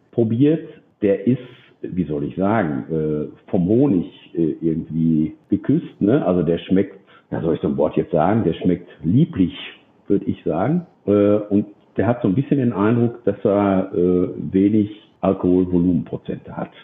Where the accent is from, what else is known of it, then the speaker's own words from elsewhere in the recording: Dortmund, North Rhine-Westphalia, Germany; ich bin Dortmunder.